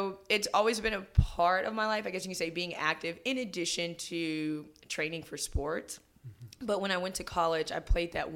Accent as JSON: {"language": "English", "town": "Friendswood", "region": "Texas", "country": "United States", "tie": "born or raised there", "also_born_or_lived": "Houston / Dallas / Austin", "said": "I grew up in the Friendswood area, so south, kind of the suburbs there"}